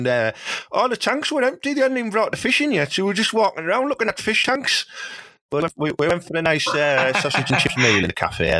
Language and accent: English; Teesside, North East England, United Kingdom; I'm from Teesside and that's all we eat up there